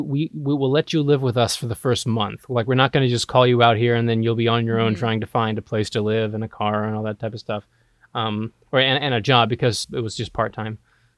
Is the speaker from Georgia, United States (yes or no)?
yes; Georgia, United States; now in Los Angeles, United States; I'm from Georgia originally, and I was a theater major in Georgia, Georgia Southwestern.